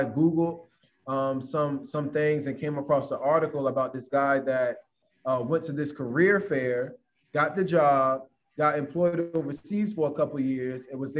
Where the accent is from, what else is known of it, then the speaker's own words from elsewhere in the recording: Virginia Beach, Virginia, United States; also born or lived in Kuwait; I'm originally from Virginia Beach, Virginia. That's where I went to school, graduated from